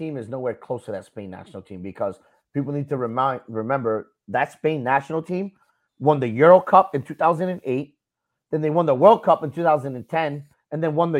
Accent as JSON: {"language": "English", "country": "United States", "said": "we are fucking American"}